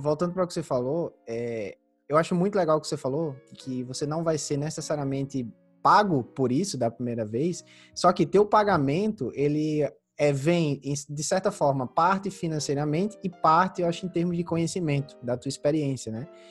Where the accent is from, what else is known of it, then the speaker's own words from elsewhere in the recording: Santa Luzia, Paraíba, Brazil; moved away; também vim de cidade pequena, né? Como eu, como eu te falei, eu vim de Santa Luzia, que é uma cidade de 14 mil habitantes no interior da Paraíba.